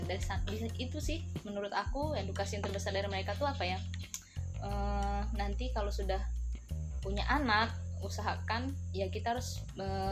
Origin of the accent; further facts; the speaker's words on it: Palembang, South Sumatra, Indonesia; aku dari Palembang